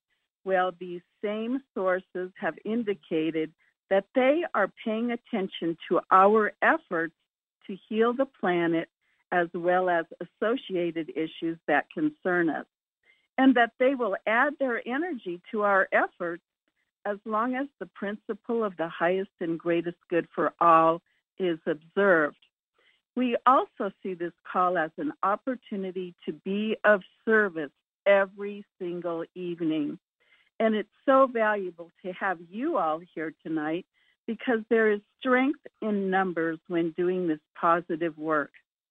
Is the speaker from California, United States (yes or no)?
yes; Julian, California, United States; Hello, everyone. Today is Monday, April 4 of 2022. … from Julian, California.